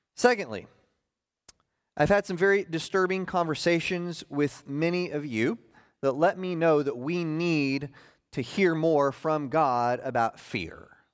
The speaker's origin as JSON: {"language": "English", "region": "Oklahoma", "country": "United States", "tie": "born or raised there", "said": "I grew up in Oklahoma"}